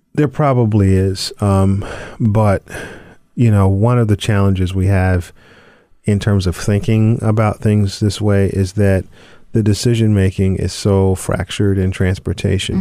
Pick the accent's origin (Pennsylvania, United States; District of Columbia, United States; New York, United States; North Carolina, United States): North Carolina, United States; Charlotte; growing up in Charlotte